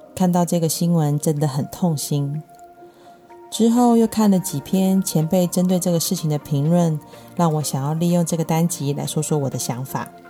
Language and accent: Chinese; Taiwan; 我们台湾人